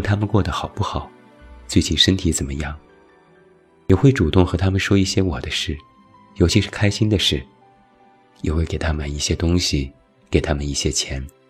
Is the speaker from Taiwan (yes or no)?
no; China; 我们中国人